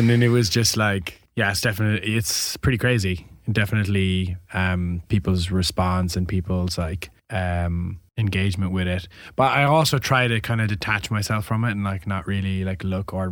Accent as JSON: {"language": "English", "country": "Ireland", "said": "being Irish."}